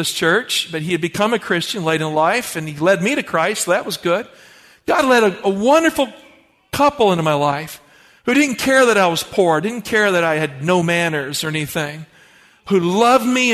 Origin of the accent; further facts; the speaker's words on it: the Appalachians of Virginia, United States; I grew up in poverty in the Appalachians of Virginia